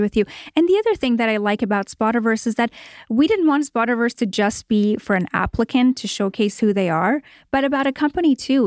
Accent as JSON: {"language": "English", "town": "Toronto", "region": "Ontario", "country": "Canada", "tie": "born or raised there", "moved": "as an adult", "lives_now": "Los Angeles, United States", "said": "I grew up in Toronto, Canada, and moved here"}